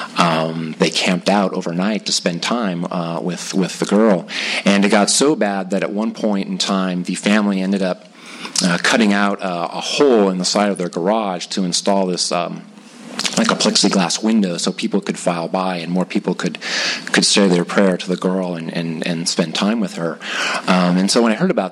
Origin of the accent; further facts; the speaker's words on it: Whittier, California, United States; also born or lived in La Mirada / Los Angeles; grew up in Whittier, and that's where I went to school and then graduated from high school